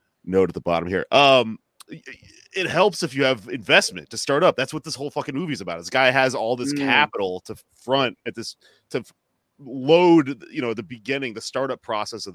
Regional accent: Houston, Texas, United States; moved away as an adult; also born or lived in Austin, Texas; now in Brooklyn, United States; I grew up in Houston. Moved to Austin to go to college

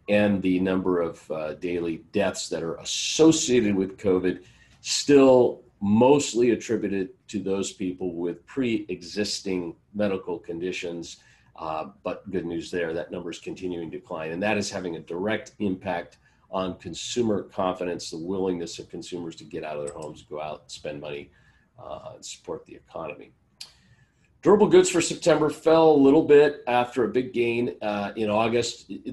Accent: California, United States; my home state, California

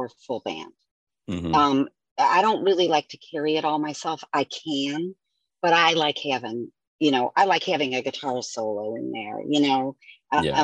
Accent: Avon Lake, Ohio, United States; I grew up in Avon Lake

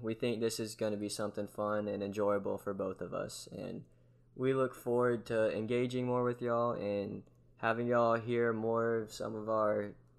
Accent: Georgia, United States; I'm from Georgia.

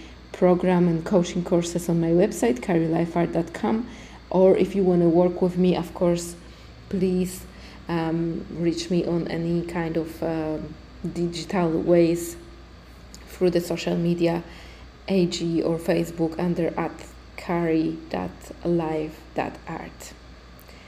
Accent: Poland; English is a second language; also born or lived in Iceland; now in Tulum, Mexico; I'm originally from Poland. I was living in Iceland. Now I came to Tulum

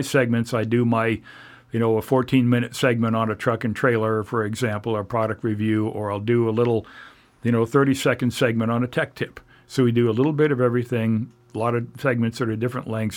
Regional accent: Oregon City, Oregon, United States; moved away as an adult; also born or lived in Orange County, California / Ventura, California / Indiana; I grew up in Oregon City in the Portland and Portland areas

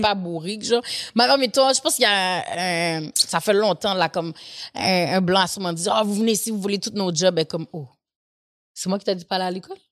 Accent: Haiti; je suis haïtienne

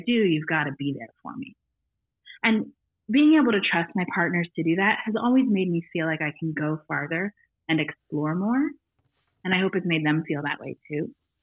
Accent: Northern Maine, United States; I grew up in Northern Maine where there's not a lot to do but read.

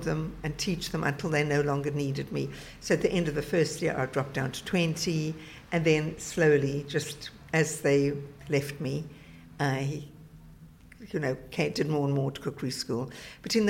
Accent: South Africa; moved away as an adult; now in England; I grew up in South Africa, where we grew up

